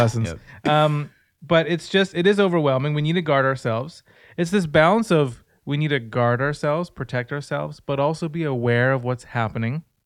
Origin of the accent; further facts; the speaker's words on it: Surrey, British Columbia, Canada; I'm from Surrey